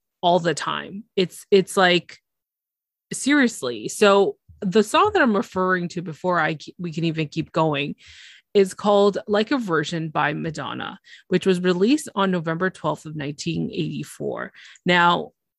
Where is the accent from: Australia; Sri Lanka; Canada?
Canada; for us Canadians